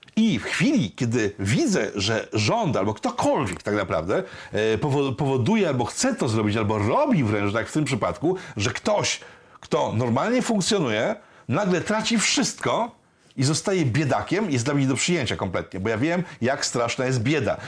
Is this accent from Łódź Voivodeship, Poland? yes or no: yes; Łódź, Łódź Voivodeship, Poland; Jestem prostym chłopakiem z Łodzi